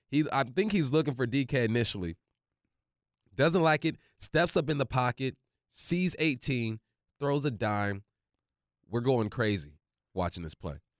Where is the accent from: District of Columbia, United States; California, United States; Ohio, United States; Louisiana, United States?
California, United States; moved away; also born or lived in Monroe, Washington; I grew up in California